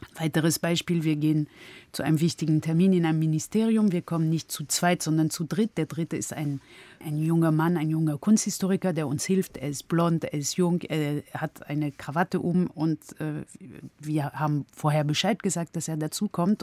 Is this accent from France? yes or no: yes; France; moved away; also born or lived in Germany; als Französin